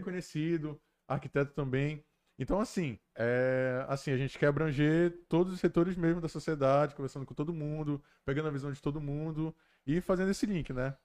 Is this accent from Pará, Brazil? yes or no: yes; Belém, Pará, Brazil; A gente é de Belém.